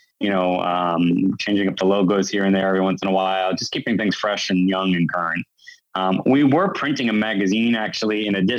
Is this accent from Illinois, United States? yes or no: no; Westfield, New Jersey, United States; I grew up in Westfield. I actually is still in the town that I grew up